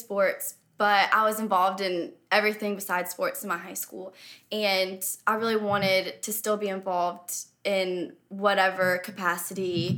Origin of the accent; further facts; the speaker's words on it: Blythewood, South Carolina, United States; I grew up in Blythewood, South Carolina, so right down the road